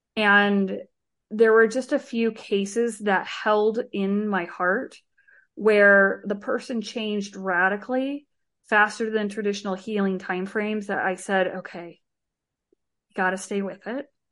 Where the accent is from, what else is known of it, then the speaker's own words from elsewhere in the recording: Arizona, United States; I grew up in Arizona, uh, with my mom and one of my brothers